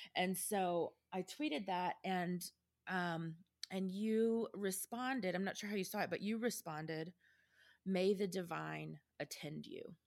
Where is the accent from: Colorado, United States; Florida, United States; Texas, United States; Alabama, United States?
Texas, United States; as a Texan